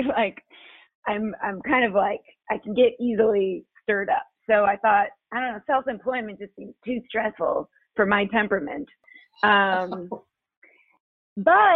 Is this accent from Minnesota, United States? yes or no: no; Chicago, Illinois, United States; also born or lived in Kentucky; now in Knoxville, United States; I'm originally from Chicago, but I moved to Knoxville actually from Kentucky.